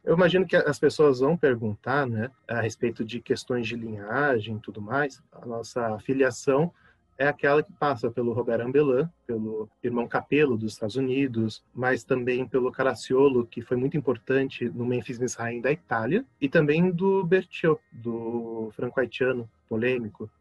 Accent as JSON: {"language": "Portuguese", "town": "São José dos Campos", "region": "São Paulo", "country": "Brazil", "said": "da cidade de onde eu venho, São José dos Campos"}